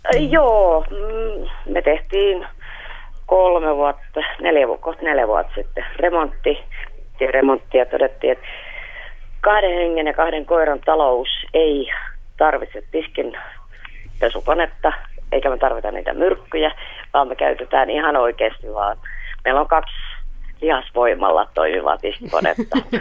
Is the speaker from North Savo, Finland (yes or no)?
no; Pori, Satakunta, Finland; mä oon Porista.